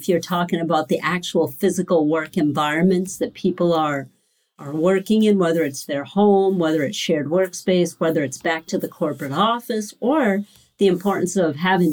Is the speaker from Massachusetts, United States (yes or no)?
yes; Cape Cod, Massachusetts, United States; also born or lived in Boston, Massachusetts; I grew up on Cape Cod in Massachusetts and still have a place there in Falmouth on the Cape